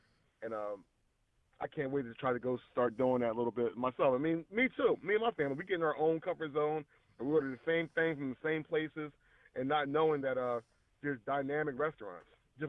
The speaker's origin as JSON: {"language": "English", "country": "United States", "tie": "born or raised there", "said": "I grew up in Wilmerboro"}